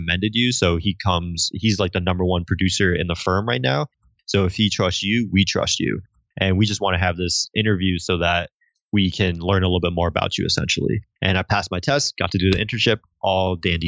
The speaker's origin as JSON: {"language": "English", "region": "Connecticut", "country": "United States", "moved": "yes", "said": "hey, I'm from Connecticut."}